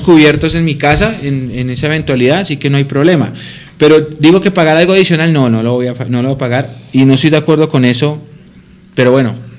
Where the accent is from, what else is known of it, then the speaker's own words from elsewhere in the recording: Colombia; así somos los colombianos